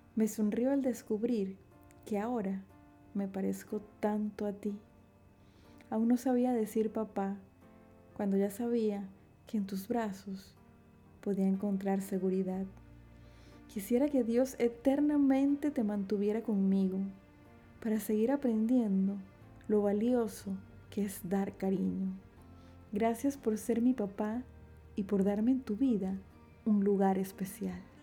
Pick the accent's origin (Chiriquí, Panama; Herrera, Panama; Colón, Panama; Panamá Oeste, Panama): Chiriquí, Panama; David; Nací en David Chiriquí, República de Panamá, el 9 de julio de 1986.